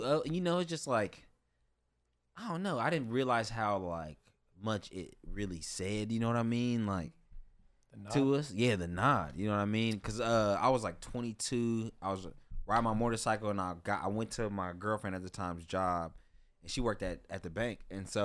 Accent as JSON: {"language": "English", "town": "Los Angeles", "region": "California", "country": "United States", "said": "I'm from Pacoima."}